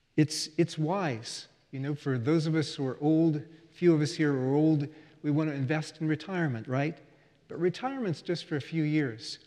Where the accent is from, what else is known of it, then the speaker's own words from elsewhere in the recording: United States; as an American